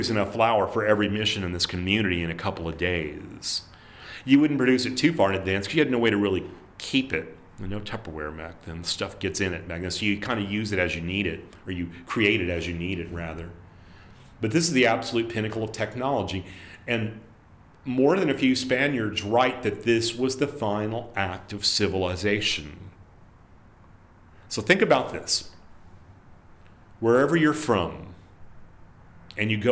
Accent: South Texas, United States; as a kid growing up in South Texas

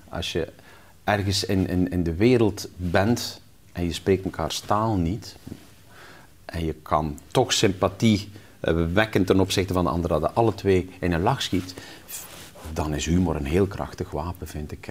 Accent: West Flanders, Belgium; moved away; also born or lived in Ghent; ik zat in Gent op school, ik kwam uit West-Vlaanderen

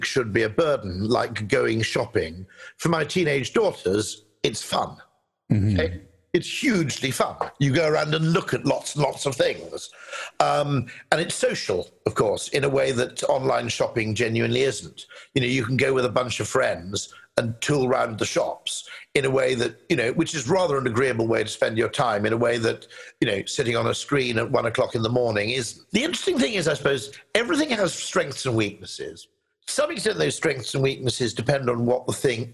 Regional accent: United Kingdom; as a Brit

